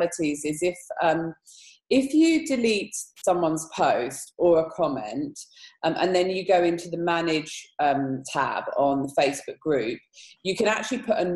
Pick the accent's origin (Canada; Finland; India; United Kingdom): United Kingdom; England; Being English